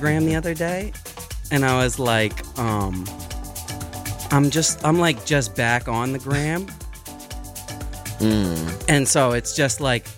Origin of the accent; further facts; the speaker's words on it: Philadelphia, Pennsylvania, United States; I'm from Philly and I'm not in Philly